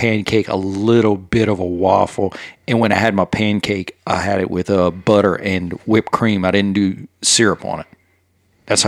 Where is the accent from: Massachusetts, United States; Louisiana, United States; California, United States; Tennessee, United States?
Louisiana, United States; Cajun; I'm a Cajun.